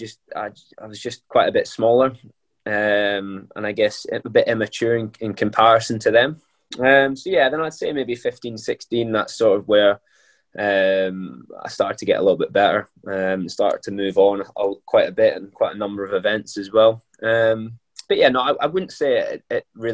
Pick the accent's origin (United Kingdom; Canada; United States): United Kingdom; Scotland; moved away; as a Scotsman